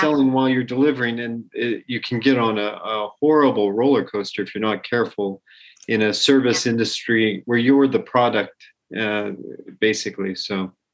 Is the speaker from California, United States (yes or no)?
no; Colorado, United States; I grew up in Colorado